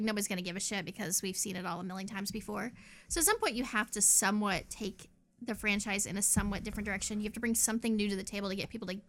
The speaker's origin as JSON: {"language": "English", "region": "the South", "country": "United States", "said": "I'm from the South. We say terrible, terrible things."}